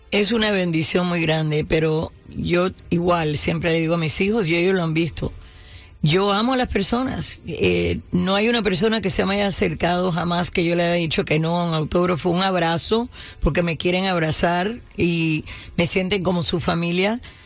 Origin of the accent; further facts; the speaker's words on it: Cuba; first language Spanish; now in United States; yo tengo el cerebro quizás americano y el corazón cubano, porque mi primer idioma fue español